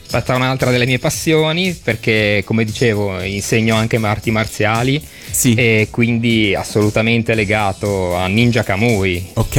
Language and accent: Italian; Genoa, Liguria, Italy; io sono genovese, Liguria